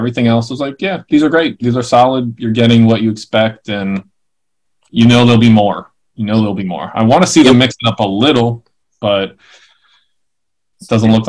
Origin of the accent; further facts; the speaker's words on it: New York, United States; now in San Francisco, United States; Growing up in New York